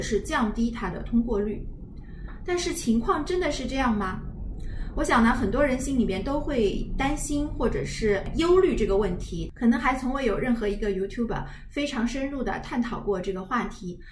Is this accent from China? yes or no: yes; China